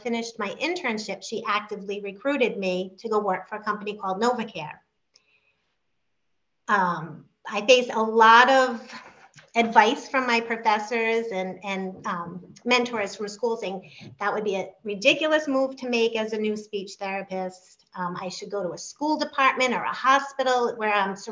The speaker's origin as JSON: {"language": "English", "town": "West Warwick", "region": "Rhode Island", "country": "United States", "tie": "born or raised there", "said": "I grew up in West Warwick"}